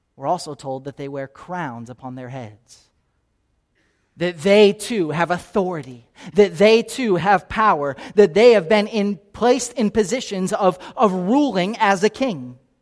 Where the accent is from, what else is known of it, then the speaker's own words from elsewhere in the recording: Naples, Florida, United States; now in Kansas City, United States; I grew up here in Naples, Florida